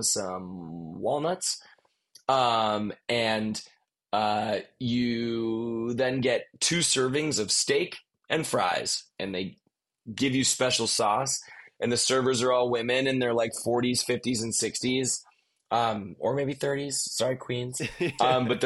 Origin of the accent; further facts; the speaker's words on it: Highland Park, Illinois, United States; the city that I grew up in Illinois, in Highland Park, Illinois